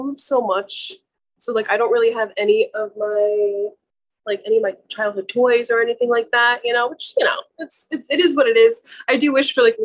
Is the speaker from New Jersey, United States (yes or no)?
yes; New Jersey, United States; now in Massachusetts, United States; I am from Jersey.